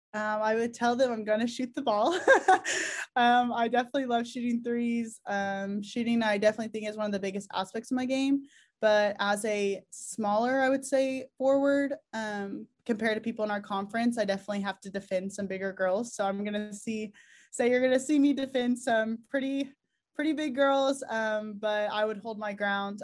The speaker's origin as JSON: {"language": "English", "region": "Oklahoma", "country": "United States", "said": "we're all from Oklahoma"}